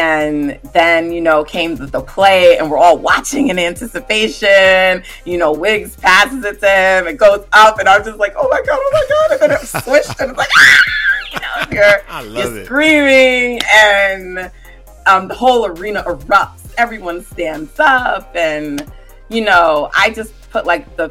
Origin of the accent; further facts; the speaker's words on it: New York, United States; So I actually live on the East Coast. I'm from New York